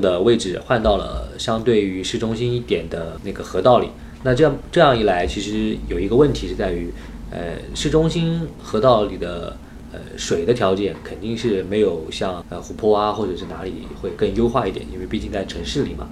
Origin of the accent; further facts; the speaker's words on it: Anhui, China; 因为我是安徽人